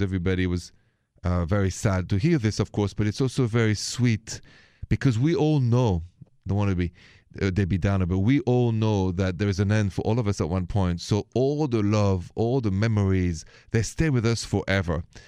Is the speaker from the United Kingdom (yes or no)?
no; France; accent: French; English is a second language; my accent, if it's the first time you're joining the show, is French.